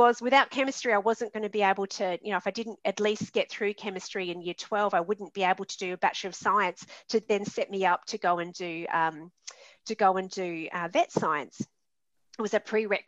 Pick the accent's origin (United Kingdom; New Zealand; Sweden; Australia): Australia; Adelaide, South Australia; also born or lived in Sydney / Darwin; in my city, in my hometown, Adelaide